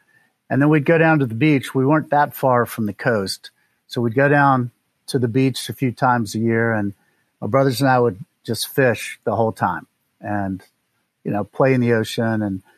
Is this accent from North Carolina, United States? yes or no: yes; North Carolina, United States; also born or lived in Tennessee / Mississippi / New York City; I was born in Charlotte, North Carolina, in the United States. And we moved around a fair amount growing up. So we lived in North Carolina. Then we lived in Tennessee and Mississippi, back to North Carolina.